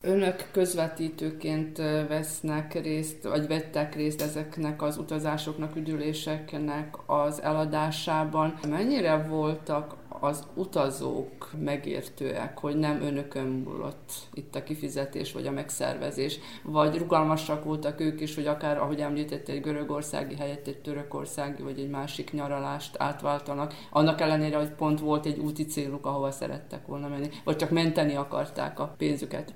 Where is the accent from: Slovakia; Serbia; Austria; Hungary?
Serbia; Vojvodina